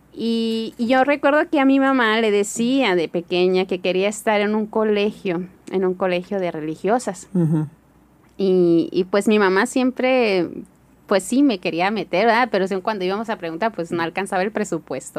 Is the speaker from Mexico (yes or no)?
yes; Hermosillo, Sonora, Mexico; also born or lived in Kenya; me crié aquí en Hermosillo